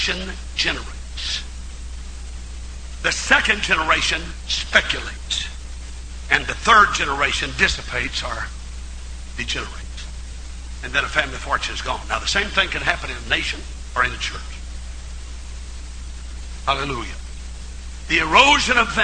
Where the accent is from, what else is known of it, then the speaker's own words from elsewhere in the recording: Missouri, United States; In my hometown of Missouri, it was started by Brother C.P. Kilgore, 1931.